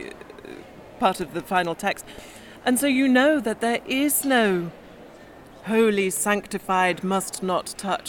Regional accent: Staffordshire, West Midlands, United Kingdom; I grew up in Staffordshire

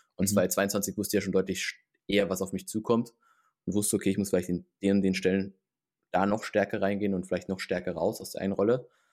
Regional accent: Heidelberg, Baden-Württemberg, Germany; moved away; ich komme ursprünglich aus dem Raum Heidelberg

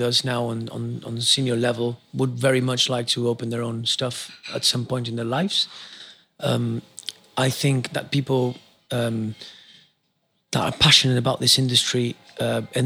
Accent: Argentina; now in England; I come from Argentina.

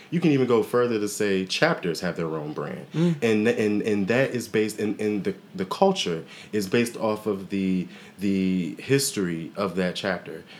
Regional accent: Waldorf, Maryland, United States; I'm actually born and raised in Waldorf

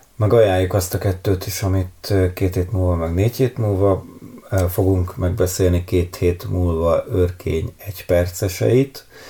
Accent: Hungary; egy vidéki nagyvárosban nőttem fel

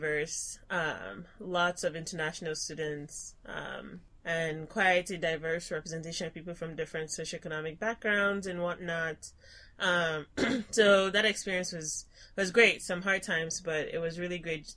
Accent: Lagos, Nigeria; moved away as an adult; also born or lived in South Hadley, Massachusetts; now in Ann Arbor, United States; I did my pre-college education in Lagos, Nigeria, and went to boarding school

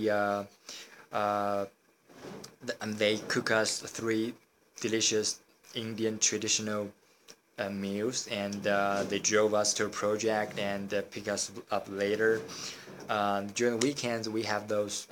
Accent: China; I come from China

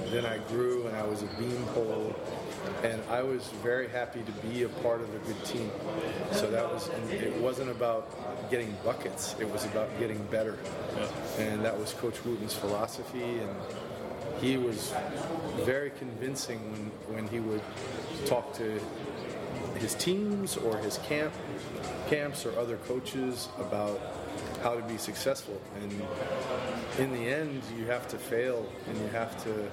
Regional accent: Washington, District of Columbia, United States; I lived in Washington, D.C., grew up in the Washington area

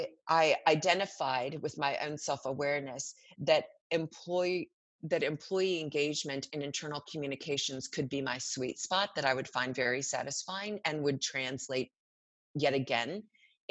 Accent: Arkansas, United States; I grew up in Arkansas

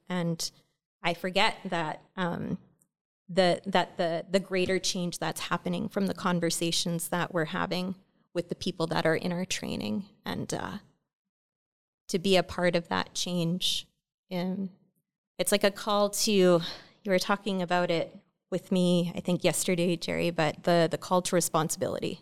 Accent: Lytton First Nation, interior of British Columbia, Canada; moved away; I'm from the Inuktitmuk Nation, uh, from Kamshin, uh, from Lytton First

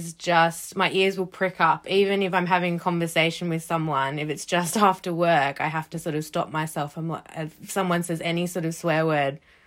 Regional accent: Australia; now in United Kingdom; I grew up in Australia

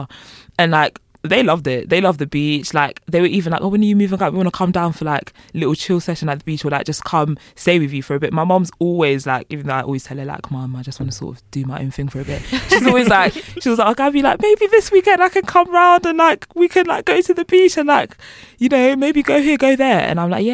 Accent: London, United Kingdom; moved away as an adult; now in Bournemouth, United Kingdom; I'm from Walthamstow, which is literally East London

